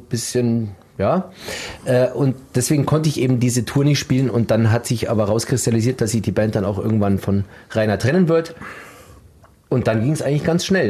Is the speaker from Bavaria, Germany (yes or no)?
yes; Landsberg am Lech, Bavaria, Germany; ich komme aus der Nähe von München. Landsberg ja. am Lech ist meine Heimatstadt